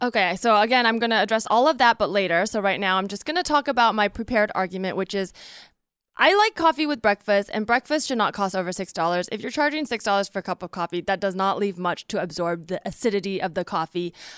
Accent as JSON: {"language": "English", "town": "Palo Alto", "region": "California", "country": "United States", "said": "I'm from Palo Alto, California, Bay Area"}